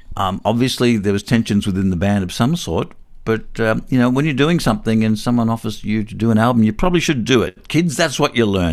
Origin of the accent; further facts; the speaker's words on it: Newcastle, New South Wales, Australia; I'm from Newcastle